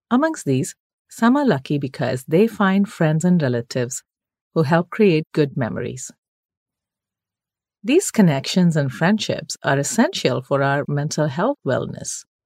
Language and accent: English; Kuwait; also born or lived in Kerala, India; Growing up in Kuwait during the 70s and 80s, Eid was celebrated with all the fervor befitting a Middle Eastern festival.